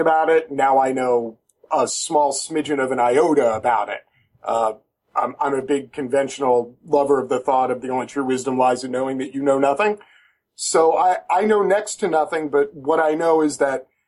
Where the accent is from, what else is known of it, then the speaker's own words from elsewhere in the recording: New York, United States; moved away; also born or lived in Florida / Georgia; I'm originally from New York, but I lived in the South for about 12 years